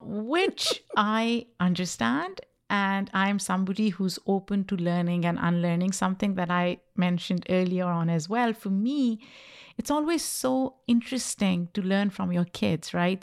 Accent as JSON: {"language": "English", "country": "Pakistan", "tie": "born or raised there", "second_language": "English", "moved": "as an adult", "lives_now": "United States", "said": "I grew up in Pakistan, which was a British colony before it got independence in nineteen forty-seven."}